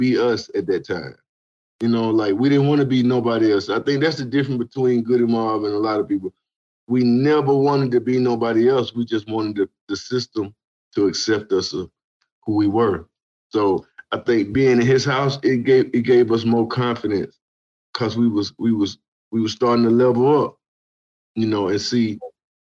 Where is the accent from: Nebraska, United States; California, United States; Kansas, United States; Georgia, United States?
Georgia, United States; Atlanta; growing up in Southwest Atlanta.